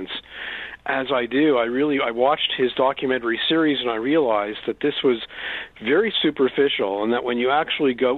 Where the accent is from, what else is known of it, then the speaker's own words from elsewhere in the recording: Montreal, Quebec, Canada; I grew up in Montreal, Canada